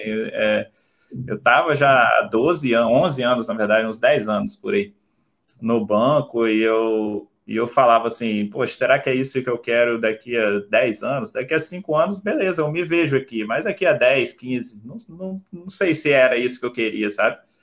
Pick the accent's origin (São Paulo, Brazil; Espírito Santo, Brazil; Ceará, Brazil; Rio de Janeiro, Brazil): Espírito Santo, Brazil; Vila Velha; eu sou nasci em Vila Velha, né, no Espírito Santo